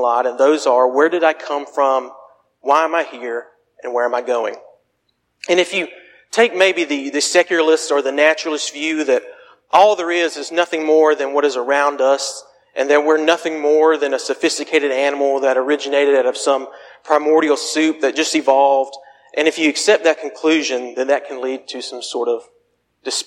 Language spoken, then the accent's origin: English; Phenix City, Alabama, United States; moved away; my hometown of Phoenix City